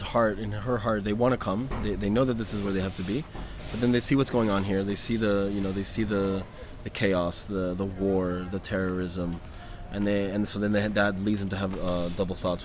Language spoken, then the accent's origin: English; near Miami, Florida, United States; moved away as an adult; also born or lived in Venezuela; now in Israel; Grew up near Miami